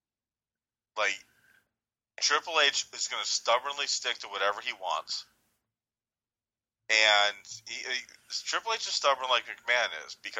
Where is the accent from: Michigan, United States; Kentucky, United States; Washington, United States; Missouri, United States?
Michigan, United States; Dearborn; I was growing up in Dearborn